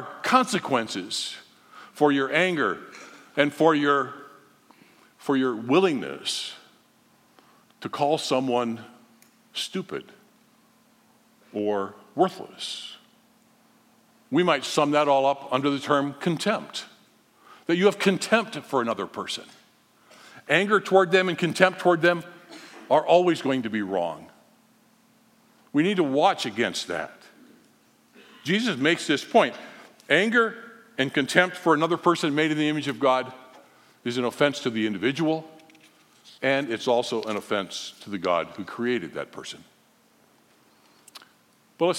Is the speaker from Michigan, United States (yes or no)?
yes; Holland, Michigan, United States; We were growing up in Holland, nice, calm little city